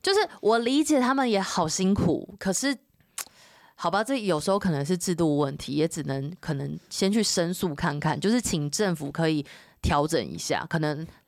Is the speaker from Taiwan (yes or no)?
yes; Taiwan; 我们是台湾人，我们在这里